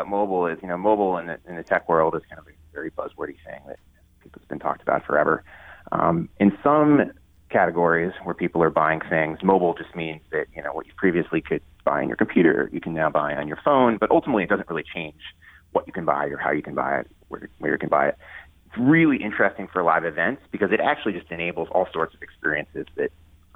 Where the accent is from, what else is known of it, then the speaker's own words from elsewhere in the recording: Ohio, United States; moved away as an adult; also born or lived in New Hampshire / New York; I grew up in Ohio